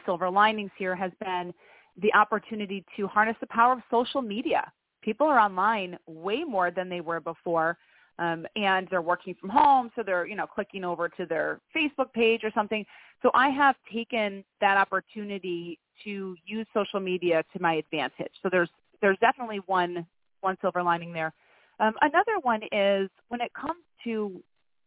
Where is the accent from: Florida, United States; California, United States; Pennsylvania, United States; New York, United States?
New York, United States; Greenville; now in Albany, United States; I'm actually from a little pocket town south of here called Greenville. That's where I went to high school